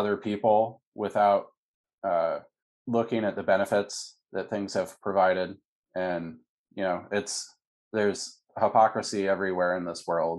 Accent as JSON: {"language": "English", "town": "Seattle", "region": "Washington", "country": "United States", "tie": "born or raised there", "said": "When I was a young kid, I grew up in Seattle, Washington"}